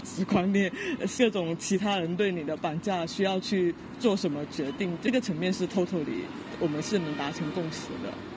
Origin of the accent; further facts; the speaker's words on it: Guangdong, China; 我从小在草上历史长大